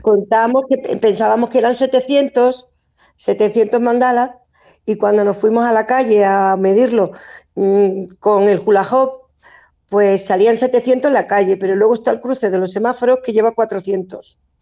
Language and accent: Spanish; Catalonia, Spain; also born or lived in Extremadura; now in Humilladero, Spain; Yo soy extremeña, criada en Cataluña